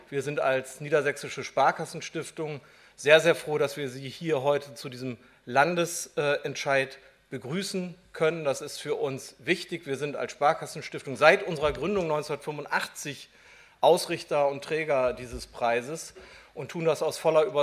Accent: Norden, Lower Saxony, Germany; born there; Ich bin aus Friese, geboren in Norden in Ostfriesland, bin aber insofern, mein Vater hat das gestern zu mir gesagt, ein degenerierter Ostfriese, weil ich kein Platt spreche.

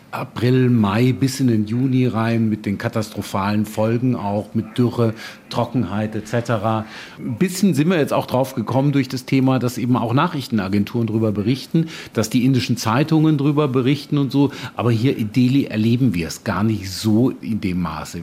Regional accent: Germany; moved away; Ich bin in Deutschland groß geworden

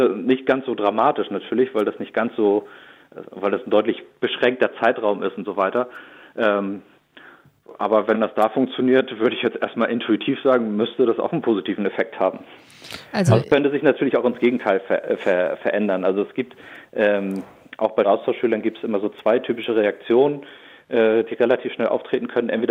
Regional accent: Schleswig-Holstein, Germany; Ich bin äh, 39 Jahre alt. Ich komme aus Schleswig-Holstein in der Nähe von Neumünster, einem kleinen Dorf

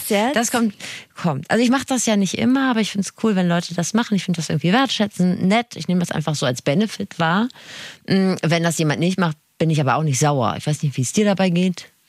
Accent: Rhineland, Germany; ich bin ja Rheinländerin

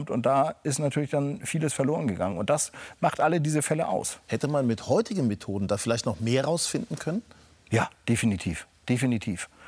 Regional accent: Schleswig-Holstein, Germany; Und als Schleswig-Holsteiner war das natürlich eine irre Geschichte

